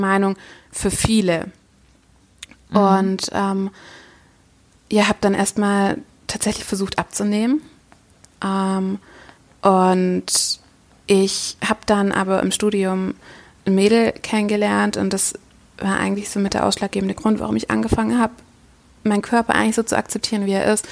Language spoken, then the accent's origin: German; Düsseldorf, North Rhine-Westphalia, Germany; ich komme aus Düsseldorf